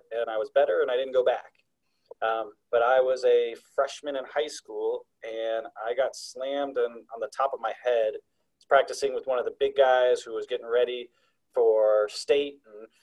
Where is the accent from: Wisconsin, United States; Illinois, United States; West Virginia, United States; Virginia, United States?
Illinois, United States; Chicago; moved away; I grew up in the Chicagoland area